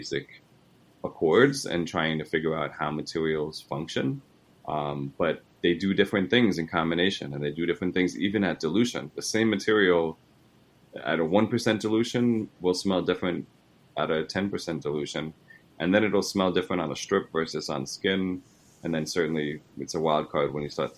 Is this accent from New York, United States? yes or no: yes; New York, United States; I'm from New York, and my parents are Italian